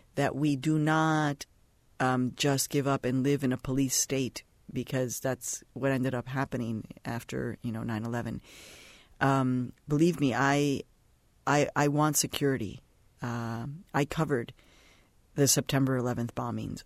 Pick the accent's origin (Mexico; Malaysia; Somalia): Mexico; now in United States; I was born in Mexico